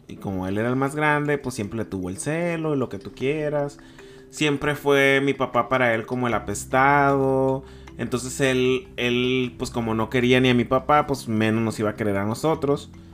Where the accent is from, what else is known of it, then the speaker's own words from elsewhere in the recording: Culiacán, Sinaloa, Mexico; moved away as an adult; now in Tijuana, Mexico; al momento de que yo decidí soltarme de, mi tierra, que no nada más solté a mi familia, solté a mis amigos, solté a, a mi vida que tenía en Culiacán